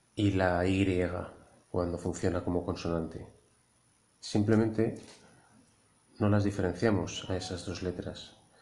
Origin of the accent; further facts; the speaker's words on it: Madrid, Community of Madrid, Spain; also born or lived in Lleida / Barcelona; now in Castellón, Spain; yo soy madrileño, pero he vivido siete años en Cataluña